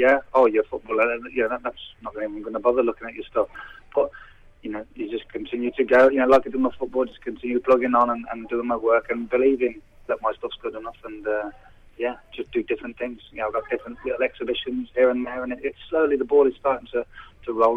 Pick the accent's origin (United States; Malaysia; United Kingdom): United Kingdom; Redditch, West Midlands; accent: Brummie; I was born in Redditch, which is the Midlands anyway